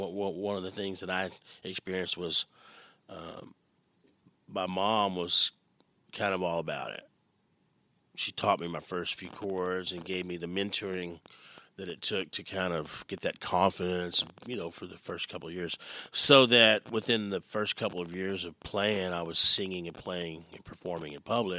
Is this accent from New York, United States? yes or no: no; Lake Jackson, Texas, United States; I grew up in Lake Jackson, but that other side, you know, and then I grew up 5 miles from the Gulf of Mexico